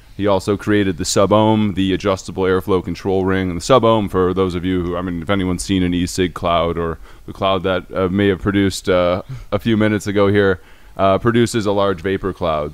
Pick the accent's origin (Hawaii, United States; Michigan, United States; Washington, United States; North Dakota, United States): Michigan, United States; Detroit; I am a Detroiter, um, a Michigander, born and raised